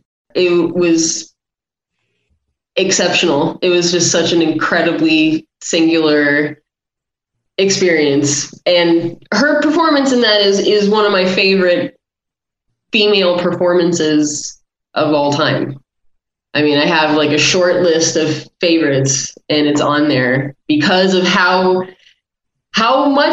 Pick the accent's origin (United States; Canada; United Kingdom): United Kingdom; Yes, I am British.